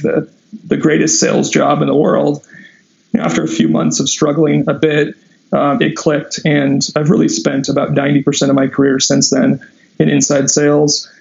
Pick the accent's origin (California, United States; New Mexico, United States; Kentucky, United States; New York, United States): California, United States; Southern; I grew up in Southern California